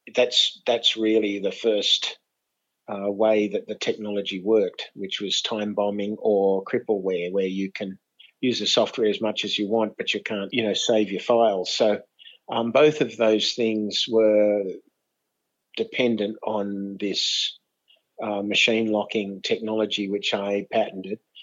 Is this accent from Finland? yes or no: no; Australia; also born or lived in United States; as an Aussie